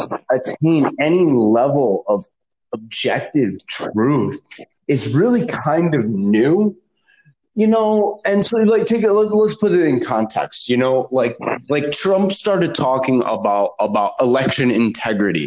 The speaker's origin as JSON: {"language": "English", "town": "Chicago", "region": "Illinois", "country": "United States", "said": "I'm from Chicago. Okay. I worked in Chicago politics"}